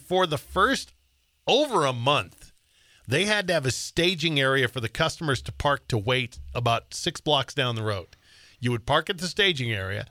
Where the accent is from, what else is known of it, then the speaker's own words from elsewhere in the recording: Billings, Montana, United States; also born or lived in Great Falls, Montana / Sheridan, Wyoming / Colorado; I was born and raised in Billings, which is, you know, a lot different now than when I grew up there